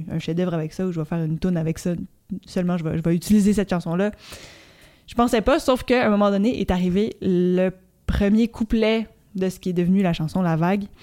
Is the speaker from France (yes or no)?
no; Petite-Vallée, Quebec, Canada; now in Montreal, Canada; je viens de Petite-Vallée et j'habite à Montréal.